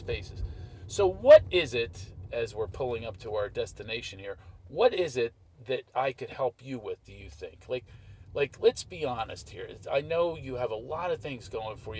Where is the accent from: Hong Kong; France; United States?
United States; Philadelphia, Pennsylvania; I'm from Philadelphia. Well, I grew up on Stenton and Duval